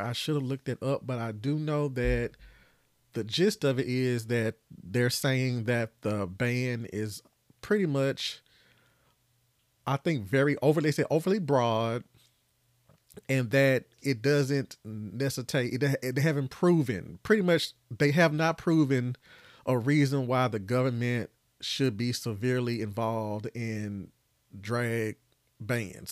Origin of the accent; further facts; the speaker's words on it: Tennessee, United States; I'm from Tennessee, as y'all know, and I'm still here